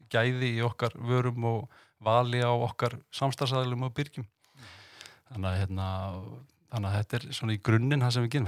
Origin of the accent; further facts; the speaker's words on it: Reykjavík, Capital Region, Iceland; also born or lived in Denmark; ég er vestubæðingur, káeringur, sjálfsögðu, en ég er enda fættur í Danmörku